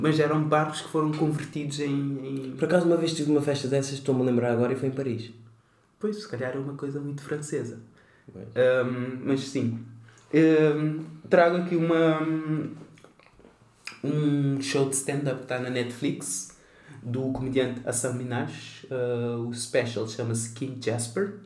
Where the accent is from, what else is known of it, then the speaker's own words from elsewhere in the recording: Cape Verde; now in Portugal; sou de Cabo Verde